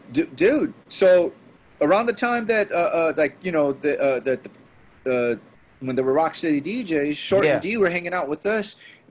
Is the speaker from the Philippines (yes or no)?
yes; Philippines; But then it happens that we, for as a Filipino, that like, we're kind of in that dysphoria.